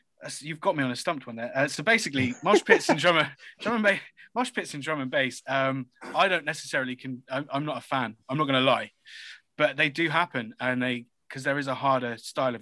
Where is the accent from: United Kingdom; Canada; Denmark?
United Kingdom; Reading, South East England; I was born in Reading